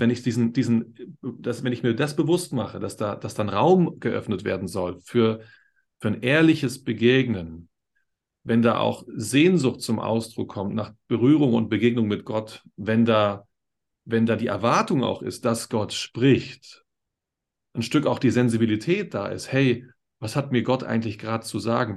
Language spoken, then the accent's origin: German; Berlin, Germany; now in Upper Bavaria, Germany; Ich komme aus Berlin, wie, wie, du auch.